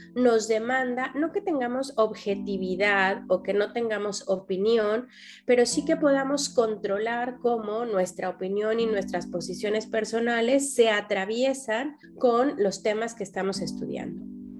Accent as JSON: {"language": "Spanish", "country": "Mexico", "said": "soy, soy mexicana"}